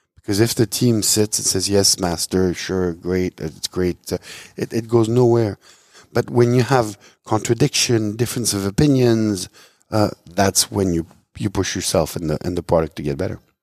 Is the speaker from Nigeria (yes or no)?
no; Switzerland; moved away as an adult; I was born and raised in Switzerland.